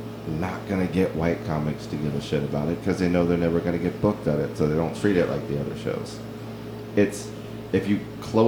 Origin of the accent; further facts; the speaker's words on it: La Marque, Texas, United States; I come from Lamarck.